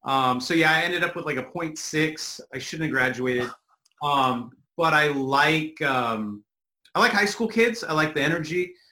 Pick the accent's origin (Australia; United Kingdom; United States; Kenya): United States; California; growing up in the hood, I'm from California.